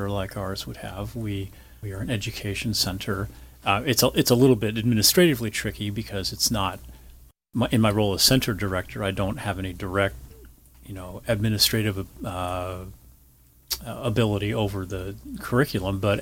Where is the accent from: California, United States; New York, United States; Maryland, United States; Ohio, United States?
California, United States; Los Angeles; moved away as an adult; also born or lived in Fullerton, California / Pennsylvania / Las Vegas, Nevada; I grew up in Southern California, spent part of my childhood in Fullerton, but I really grew up in the San Fernando Valley